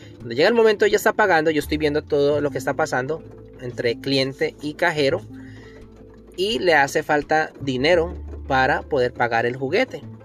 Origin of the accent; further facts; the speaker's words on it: Colombia; En mi país, Colombia